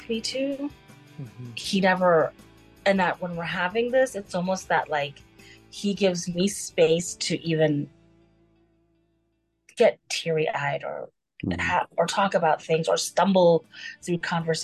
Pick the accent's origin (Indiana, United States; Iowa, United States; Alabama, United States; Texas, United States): Texas, United States; also born or lived in Canada; now in Los Angeles, United States; I was born in Canada, raised in Texas, and now living in LA.